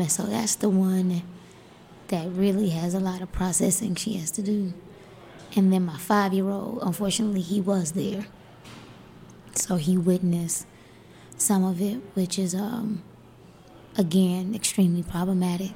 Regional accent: Miami, Florida, United States; I'm from Miami, Florida, right? Dade County. I've survived the projects of Dade County.

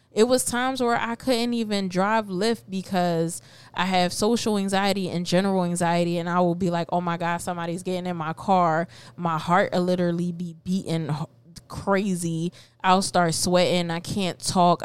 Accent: Philadelphia, Pennsylvania, United States; also born or lived in Puerto Rico; So I've been raised in North, N O R F

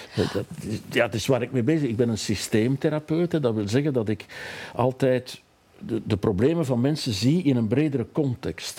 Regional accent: Rupel region, Flanders, Belgium; Ik kom zelf uit een streek, ik kom uit de Ruppelstreek, hè, de hmm. steenbakkerijstreek

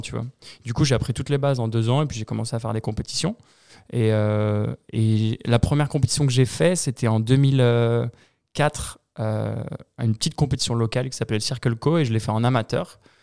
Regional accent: Épinay-sur-Orge, Île-de-France, France; dans ma ville, euh, il y n'y avait pas de skatepark. Je viens d'Épinay-sur-Orge, à 20 minutes au sud de Paris.

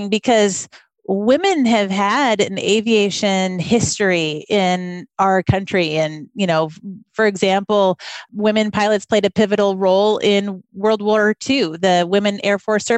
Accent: Vancouver, Washington, United States; moved away as an adult; also born or lived in West Africa; growing up in Vancouver

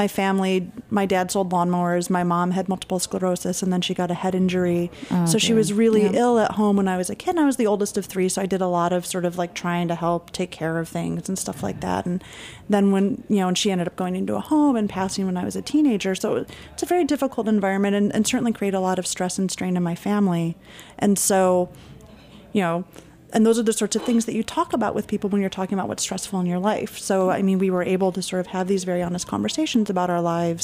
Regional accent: Michigan, United States; I'm from Michigan, which is where I was working at Walmart

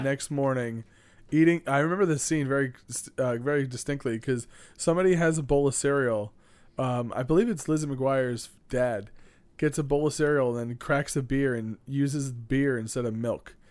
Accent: New York City, New York, United States; my hometown

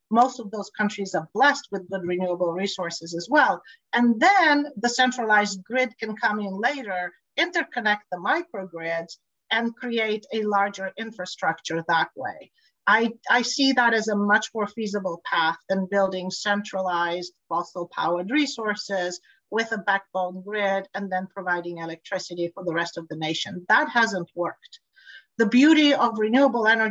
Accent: Tanzania; also born or lived in Bulgaria; now in California, United States; I grew up in East Africa, Tanzania, so I'm very familiar with the area.

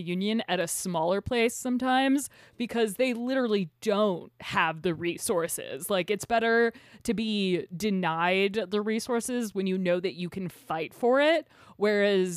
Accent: United States; We're American.

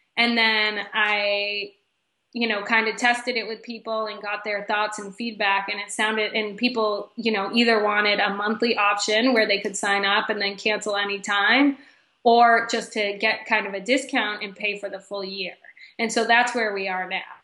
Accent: Boston, Massachusetts, United States; moved away as an adult; also born or lived in Miami, Florida; now in Michigan, United States; I'm originally from Boston, Massachusetts

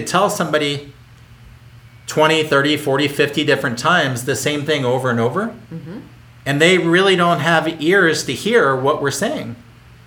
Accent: Philadelphia, Pennsylvania, United States; I grew up in Philadelphia

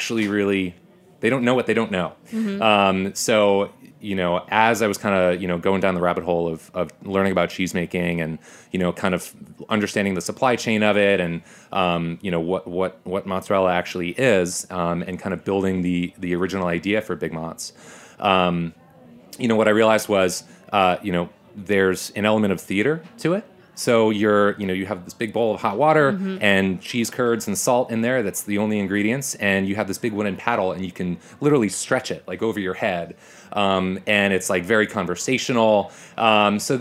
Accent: New Jersey, United States; I grew up in North Jersey

